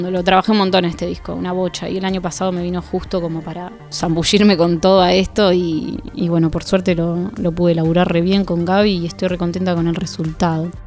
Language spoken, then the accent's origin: Spanish; Rufino, Santa Fe, Argentina; moved away as an adult; now in Rosario, Argentina; Sí, soy de Rufino.